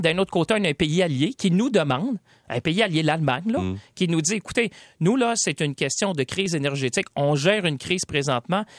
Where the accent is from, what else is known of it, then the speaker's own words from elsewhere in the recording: Shawinigan, Quebec, Canada; je viens de, des régions de Shawinigan.